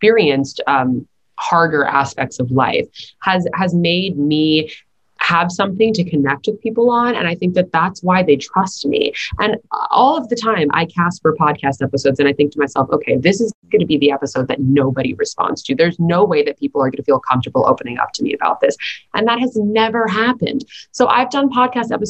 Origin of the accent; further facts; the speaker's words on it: New York City, New York, United States; growing up in New York City